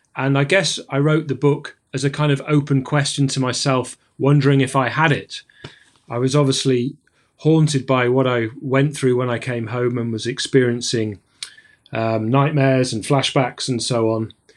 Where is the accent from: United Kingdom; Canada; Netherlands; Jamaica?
United Kingdom; Sheffield, Yorkshire and the Humber; moved away as an adult; now in Fort William, United Kingdom; I'm a climber from the Peak District, well, from Sheffield